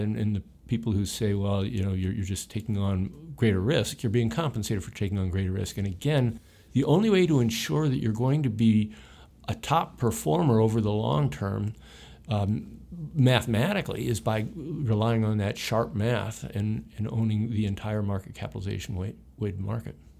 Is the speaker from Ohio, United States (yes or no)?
yes; Ohio, United States; I grew up in Ohio in, in more the center of the United States